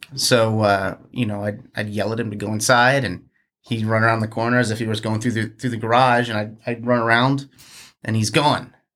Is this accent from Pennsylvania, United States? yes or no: yes; outside Philadelphia, Pennsylvania, United States; also born or lived in New Jersey; now in Richmond, United States; grew up outside of, uh, uh, Philadelphia in Pennsylvania